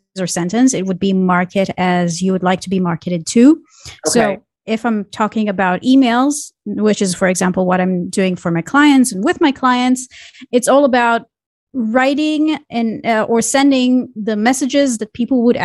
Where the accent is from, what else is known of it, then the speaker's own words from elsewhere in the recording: Israel; I grew up in Israel